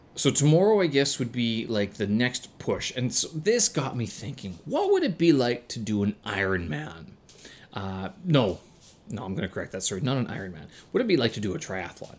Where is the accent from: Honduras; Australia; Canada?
Canada; moved away; being a Canadian